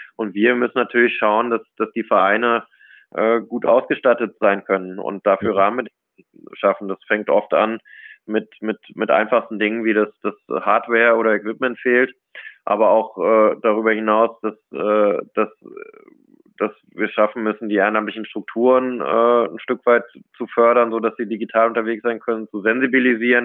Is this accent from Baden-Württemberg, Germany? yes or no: no; Cologne, North Rhine-Westphalia, Germany; now in Munich, Germany; ich bin im, im, tief im Herzen natürlich eine Kölsche Jung. Also bin, bin, bin Rheinländer, bin in Köln sozialisiert